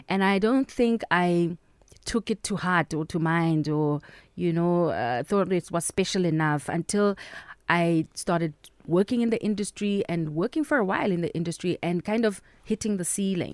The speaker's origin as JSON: {"language": "English", "region": "Free State", "country": "South Africa", "tie": "born or raised there", "moved": "yes", "said": "I love my hometown"}